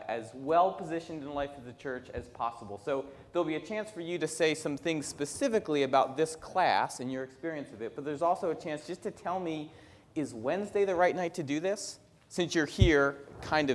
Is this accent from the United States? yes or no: yes; Northeast, United States; moved away; I come from the Northeast